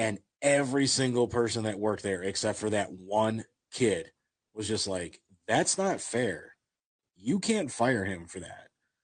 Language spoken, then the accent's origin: English; Maple Heights, Ohio, United States; I grew up in Maple Heights. I grew up in Garfield Heights.